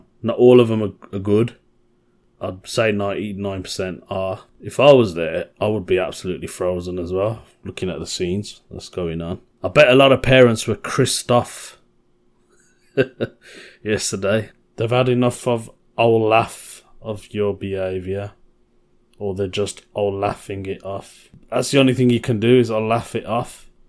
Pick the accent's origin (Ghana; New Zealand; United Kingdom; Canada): United Kingdom; Birmingham, West Midlands; Being a Brummie, obviously I've already mentioned it before, I'm quite proud of my city. I'm proud to be a Brummie.